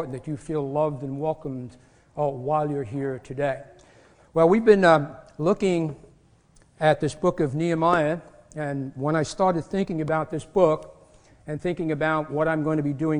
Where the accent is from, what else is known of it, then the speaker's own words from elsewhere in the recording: New York, United States; moved away; I'm from New York. I talk fast.